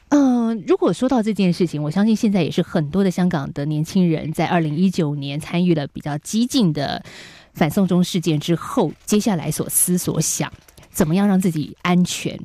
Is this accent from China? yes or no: no; Taiwan; 台湾的我们